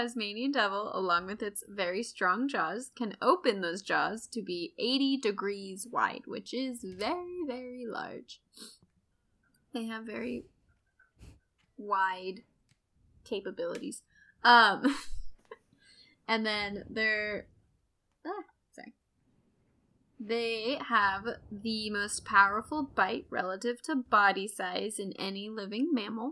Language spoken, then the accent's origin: English; United States; I'm very American.